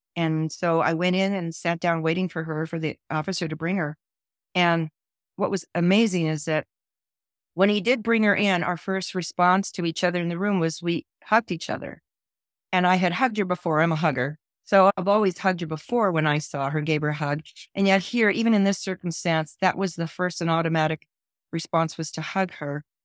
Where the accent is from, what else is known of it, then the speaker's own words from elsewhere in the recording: California, United States; I was born and raised in California